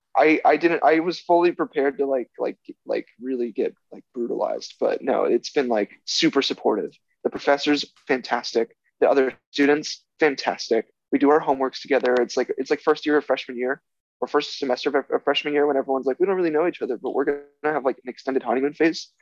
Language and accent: English; Orlando, Florida, United States; moved away as an adult; now in New Haven, United States; I'm from Orlando, Florida, so you get that cool Floridian on your podcast for the first time